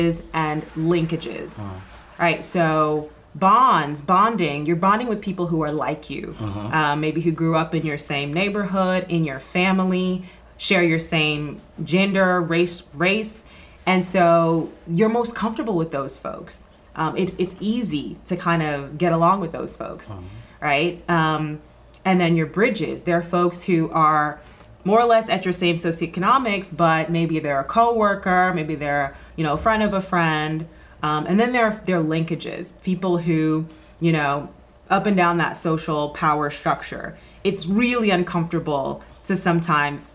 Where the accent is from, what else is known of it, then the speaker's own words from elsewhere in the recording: Atlanta, Georgia, United States; moved away as an adult; also born or lived in New York; Growing up in Atlanta